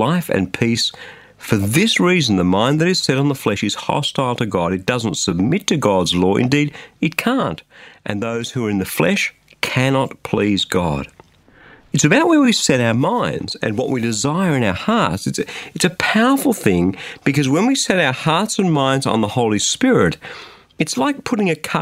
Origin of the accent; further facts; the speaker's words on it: just south of Sydney, New South Wales, Australia; in a small but comfortable home just south of Sydney in Australia